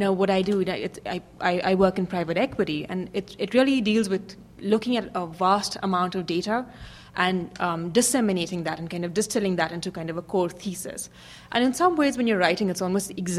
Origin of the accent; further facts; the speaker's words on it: India; moved away as an adult; also born or lived in Hong Kong / New York; I grew up in India. I worked in Hong Kong for a bit and then, you know, came to the U.S. for business school, lived and worked in New York